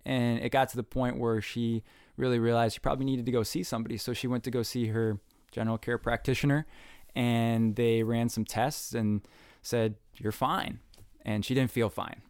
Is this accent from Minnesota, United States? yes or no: yes; north of the Twin Cities, Minnesota, United States; growing up in Minnesota, um, my mom was a nurse